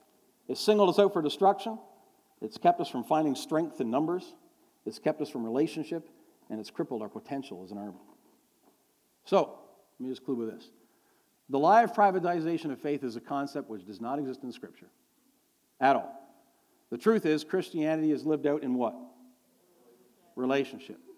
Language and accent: English; near Toronto, Ontario, Canada; we're from near Toronto